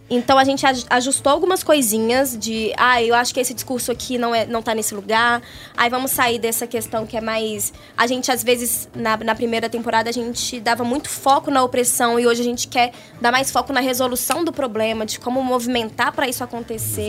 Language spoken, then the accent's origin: Portuguese; Brazil; nas escolas lá do, do São Geraldo, que é a região onde eu cresci.